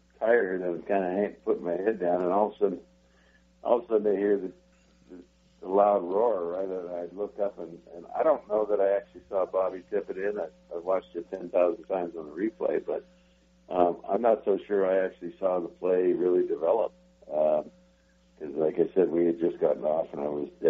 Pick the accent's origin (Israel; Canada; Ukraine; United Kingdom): Canada; Western Canada; as a youngster growing up in Western Canada